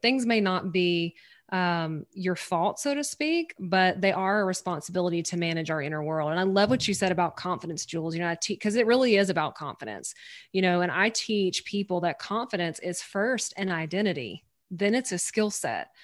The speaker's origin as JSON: {"language": "English", "region": "Louisiana", "country": "United States", "said": "I'm from Louisiana in the States. I'm from the southern part, um, of the States"}